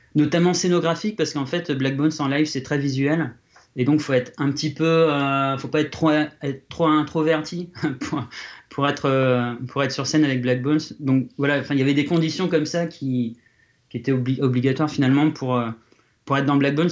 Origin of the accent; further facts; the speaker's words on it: Reims, Grand Est, France; moved away; Reims, là où là d'où je viens, Reims en France